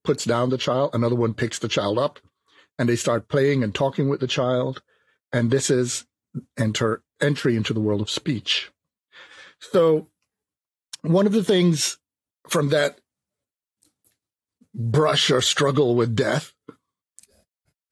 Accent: Jamaica; moved away; also born or lived in New York City, United States; I was born on the island of Jamaica

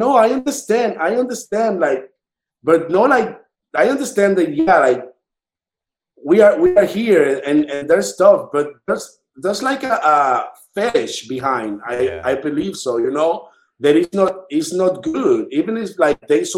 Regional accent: Dominican Republic; now in New York, United States; I am from Dominican Republic

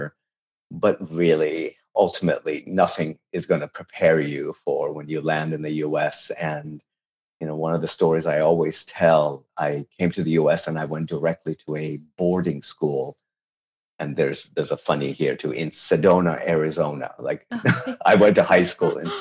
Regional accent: Tehran, Tehran Province, Iran; English is a second language; also born or lived in Babol; now in United States; I was born and raised in Tehran

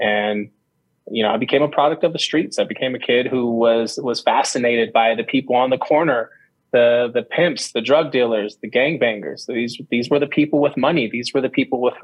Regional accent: Bay Area, California, United States; my brother and I were raised in California, and we were raised in the Bay Area, San Francisco, Oakland, Vallejo

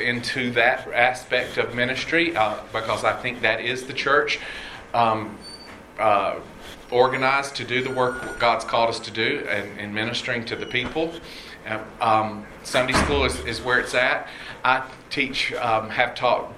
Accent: College Park, Georgia, United States; moved away as an adult; now in Houston, United States; I grew up in Atlanta, well, actually College Park. I'm a Southside kid

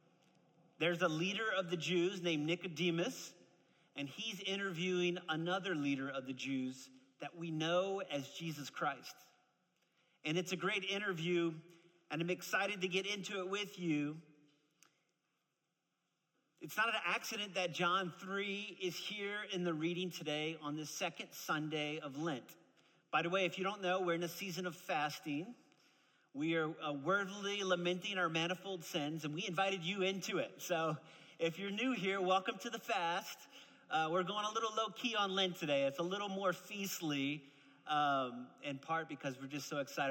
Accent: New Orleans, Louisiana, United States; moved away; I'm actually originally from New Orleans, Louisiana, and my dad's a Pentecostal preacher man, okay? So that's how I grew up

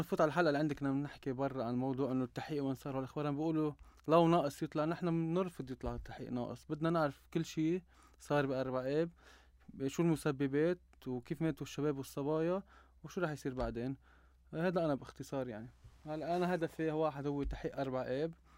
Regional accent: Mishmish, Keserwan-Jbeil, Lebanon; انا من جرود جبال من مشمش وبعتز اني من ضيعتي

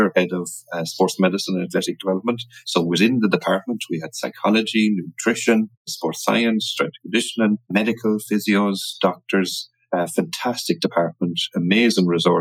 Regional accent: Connacht, Ireland; also born or lived in London; I'm from Ireland, the west of Ireland, more importantly

